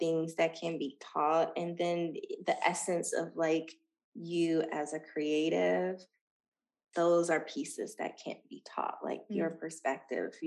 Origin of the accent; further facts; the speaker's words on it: Dayton, Ohio, United States; moved away as an adult; now in Los Angeles, United States; Dayton, Ohio is building a humongous film studio in my hometown